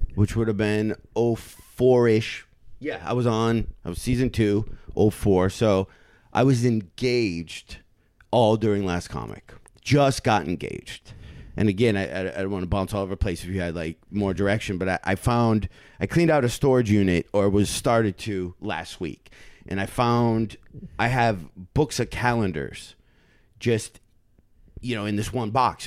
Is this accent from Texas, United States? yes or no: no; Michigan, United States; I'm from Michigan